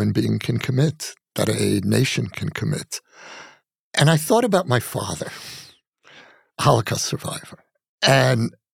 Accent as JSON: {"language": "English", "country": "United States", "tie": "born or raised there", "moved": "as an adult", "lives_now": "Israel", "said": "my life as a Jew, growing up in America, then becoming a citizen of Israel."}